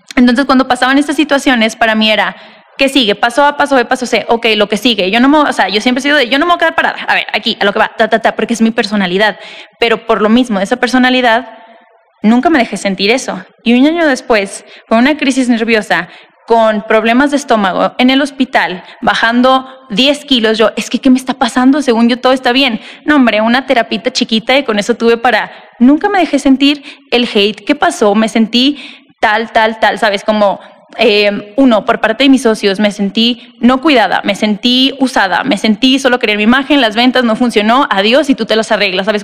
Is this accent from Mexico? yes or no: yes; Tijuana, Baja California, Mexico; also born or lived in Monterrey; now in Mexico City, Mexico; yo nací y crecí en Tijuana